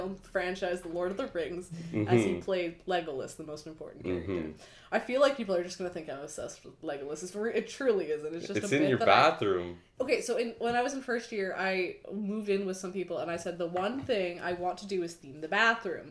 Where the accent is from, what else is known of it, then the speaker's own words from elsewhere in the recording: Oakville, Ontario, Canada; also born or lived in Kingston, Ontario; I'm from Oakville, Ontario